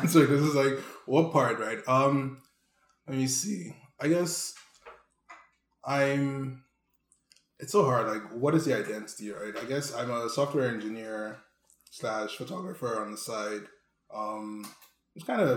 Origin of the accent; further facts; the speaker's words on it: Nigeria; now in Canada; growing up in Nigeria